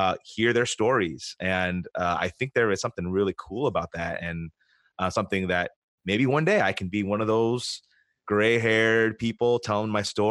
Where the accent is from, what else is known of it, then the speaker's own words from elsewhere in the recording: United States; I grew up in the United States, but in a Korean family and in a Korean church